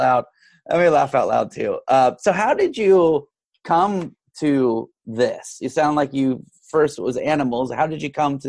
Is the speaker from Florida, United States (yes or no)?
no; Texas, United States; I grew up in Texas where everyone is basically breastfed beef.